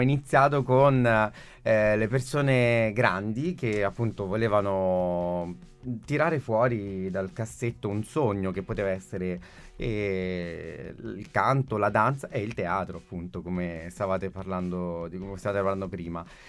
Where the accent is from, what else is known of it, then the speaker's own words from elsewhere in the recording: London, United Kingdom; moved away; also born or lived in Catanzaro Lido, Italy; io sono nato a Londra nell'ottantuno